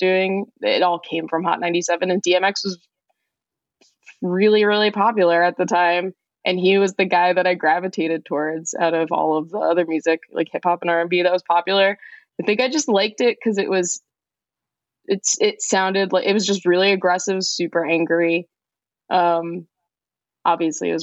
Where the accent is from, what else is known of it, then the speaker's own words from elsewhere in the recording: Elizabeth, New Jersey, United States; I grew up in Elizabeth, New Jersey in the, late 90s, early 2000s